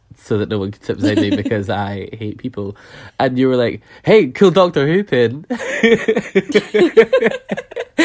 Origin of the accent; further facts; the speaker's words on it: Scotland, United Kingdom; I'm from Scotland